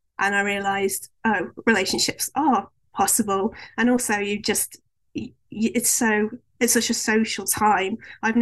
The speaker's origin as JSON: {"language": "English", "town": "Stoke-on-Trent", "region": "West Midlands", "country": "United Kingdom", "tie": "born or raised there", "moved": "as an adult", "said": "I was brought up in Stoke-on-Trent"}